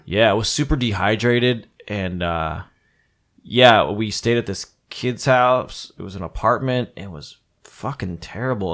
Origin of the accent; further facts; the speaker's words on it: New Jersey, United States; moved away; I'm coming from New Jersey